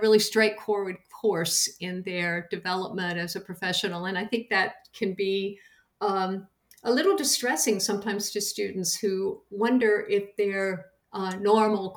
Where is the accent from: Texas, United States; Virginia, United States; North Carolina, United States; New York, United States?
North Carolina, United States; Madison County; I grew up in Madison County, North Carolina, in the beautiful mountains in a rural community